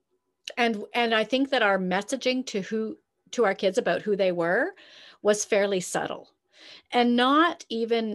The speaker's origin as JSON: {"language": "English", "country": "Canada"}